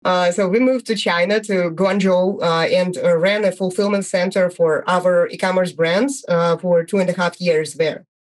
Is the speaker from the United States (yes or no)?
no; Bulgaria; I'm from Bulgaria, and I'm the founder of TrackMage.com